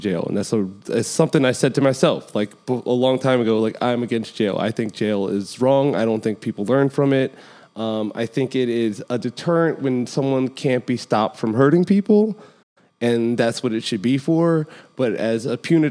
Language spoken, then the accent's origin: English; United States; I live in America, I'm from America and I have American culture